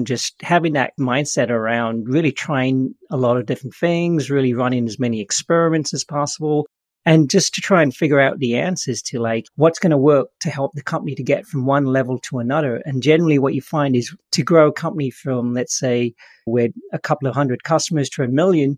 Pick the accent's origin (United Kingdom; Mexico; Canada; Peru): United Kingdom; England; now in San Francisco, United States; I grew up in England, but I found my way over to Silicon Valley in San Francisco.